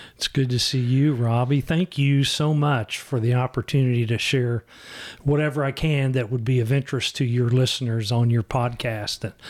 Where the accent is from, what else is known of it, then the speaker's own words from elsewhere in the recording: Shawnee, Kansas, United States; also born or lived in Oak Forest; I had an opportunity to move back to my hometown, and I took